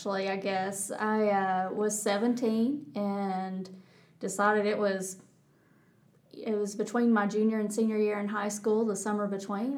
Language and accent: English; North Georgia, United States; accent: Texas; moved away as an adult; also born or lived in Auburn, Alabama; I grew up in North Georgia